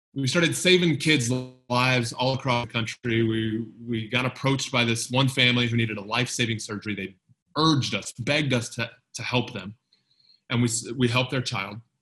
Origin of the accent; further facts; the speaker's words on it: United States; moved away as an adult; I moved away from the United States shortly after the terrorist attacks on September 11th, 2001